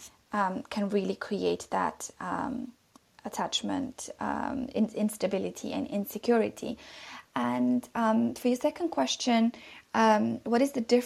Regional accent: London, United Kingdom; I'm from London

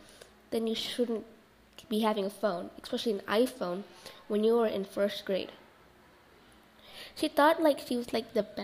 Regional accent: India; so I'm Indian, so that's why, you know, I speak in a different language.

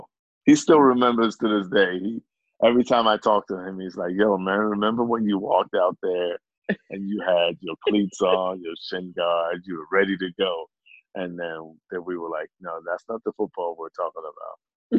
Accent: England, United Kingdom; accent: British; British accent, you know, which also threw people off. They were like, where you from, man? I said, I'm from England.

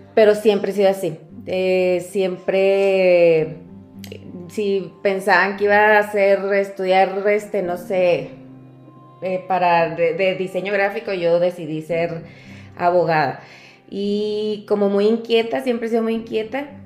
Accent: Cuauhtémoc, Chihuahua, Mexico; Soy eh, originaria de Cuauhtémoc, Chihuahua

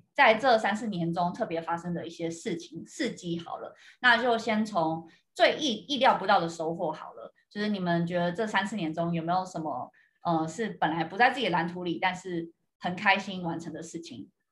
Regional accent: Taiwan; now in United States; 这次回台湾的时候就还蛮有趣，那时候就跟妈妈在整理一些以前房间里面的东西

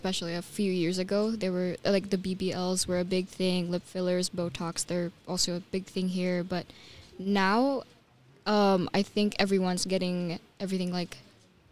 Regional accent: Philippines; now in United States; when I went back to the Philippines, which is my home country

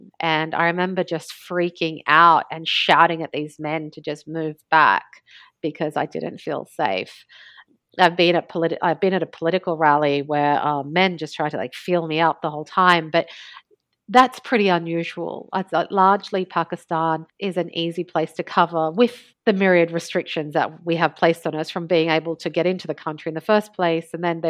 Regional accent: Australia; also born or lived in Alexandria, Egypt; Yeah, I was born in Egypt. My mother is an Egyptian Alexandrian, but she had actually migrated to Australia after she had married a Lebanese man, my father, and they met and they married and they moved to Australia.

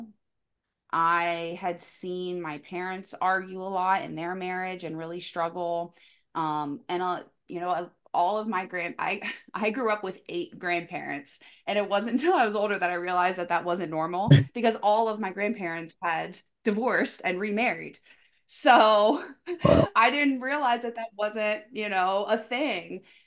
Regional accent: Delaware, United States; I'm from Delaware.

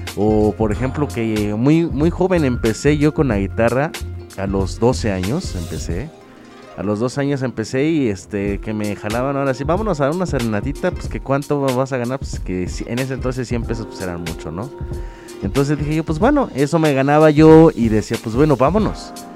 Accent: Tampico, Tamaulipas, Mexico; soy proveniente de Tampico, Tamaulipas, soy de Tamaulipas de hecho. Eh, nací en la mera ciudad, no en los alrededores

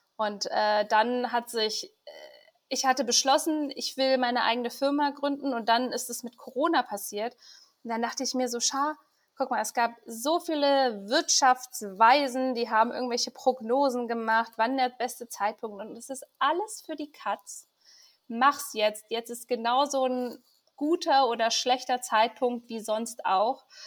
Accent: Iran; als gebürtige Iranerin

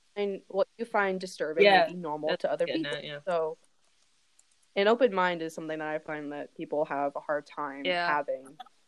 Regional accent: Wuhan, Hubei, China; now in United States; I did mention in the last episode that I am from Wuhan.

